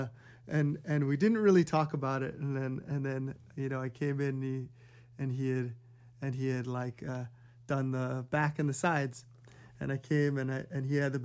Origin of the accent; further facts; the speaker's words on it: Hawaii, United States; I'm born and raised in Hawaii